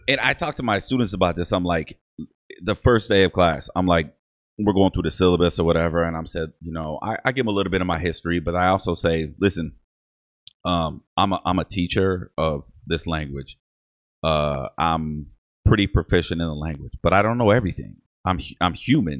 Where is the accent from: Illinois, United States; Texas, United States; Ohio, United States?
Ohio, United States; Toledo; first language English; I'm also German on my mother's side, but I grew up with my Mexican family here